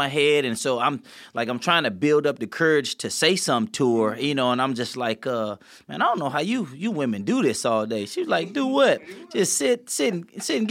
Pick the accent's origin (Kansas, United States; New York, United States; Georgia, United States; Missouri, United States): Missouri, United States; St. Louis; we grew up in St. Louis, and we grew up in the city of it. And so it was, like, it was tough growing up there